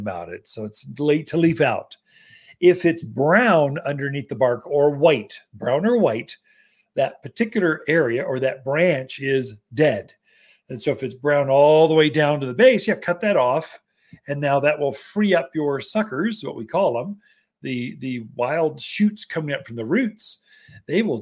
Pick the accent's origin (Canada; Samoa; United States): United States; the South; accent: Southern; now in Prescott, United States; coming from a Southern boy